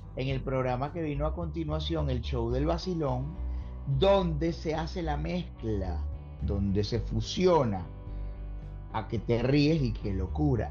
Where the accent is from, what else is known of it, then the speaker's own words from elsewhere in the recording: Caracas, Capital District, Venezuela; moved away as an adult; also born or lived in Carora, Lara; now in Orlando, United States; nací en, una hermosa ciudad llamada Carora, en el estado Lara. Ya mi viejo y mi vieja ya, ya vivían en Caracas